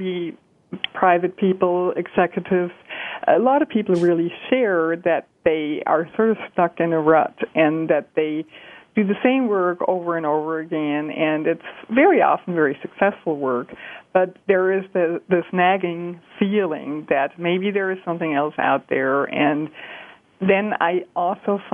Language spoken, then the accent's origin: English; Germany; moved away as an adult; I'm from Germany. I was born and raised in Germany